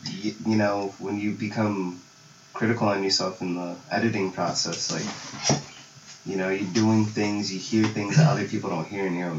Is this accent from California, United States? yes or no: yes; Lake Elsinore, California, United States; also born or lived in Pomona, California; I actually grew up in, like, Elsinore from, like, the age of 4 till 18. Then I came out to Pomona because college